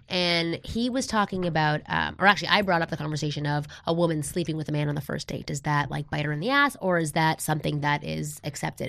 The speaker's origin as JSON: {"language": "English", "country": "Canada", "moved": "as an adult", "lives_now": "United States", "said": "I'm from Canada."}